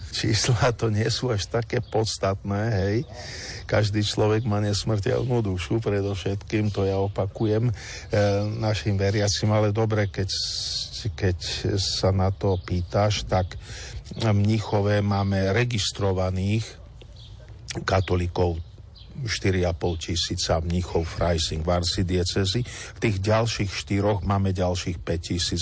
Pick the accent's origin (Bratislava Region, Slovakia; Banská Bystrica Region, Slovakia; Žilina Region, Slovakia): Žilina Region, Slovakia; Kysuce; u nás na Kisúciach